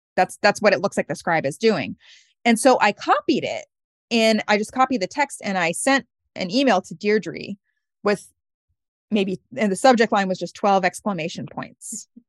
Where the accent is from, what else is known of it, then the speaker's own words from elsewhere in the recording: Oregon, United States; moved away; also born or lived in Brooklyn; I was raised in the Episcopal Church in Oregon